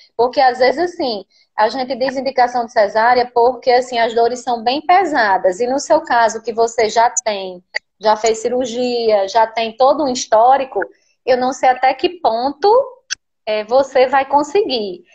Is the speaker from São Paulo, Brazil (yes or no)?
no; Natal, Rio Grande do Norte, Brazil; Eu sou do Rio Grande do Norte, Nordeste e no Rio Grande do Norte